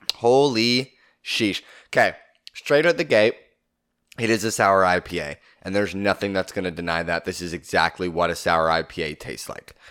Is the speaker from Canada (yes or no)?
yes; Southern Ontario, Canada; we are from Southern Ontario, Canada